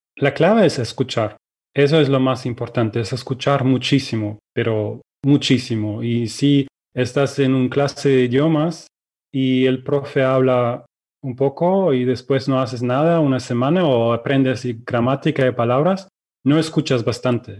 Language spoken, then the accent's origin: Spanish; Germany; first language Russian and German; Spanish is a second language; also born or lived in Ukraine; soy de Alemania, em, nací en Ucrania, pero cuando tenía dos años mis, mis padres y yo nos mudamos a Alemania